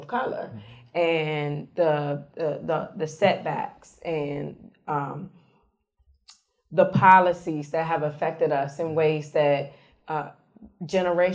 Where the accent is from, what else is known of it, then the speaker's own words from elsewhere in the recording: Charlottesville, Virginia, United States; my old neighborhood where I grew up. I grew up in West Haven.